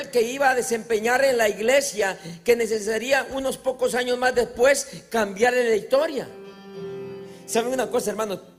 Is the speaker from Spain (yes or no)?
no; Carrizal, Dominican Republic; Pues yo, vengo del Carrizal.